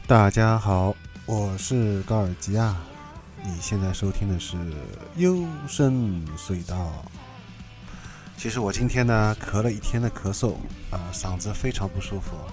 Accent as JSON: {"language": "Chinese", "region": "Shanghai", "country": "China", "said": "因为我是上海人，所以说诗， 诗不分的"}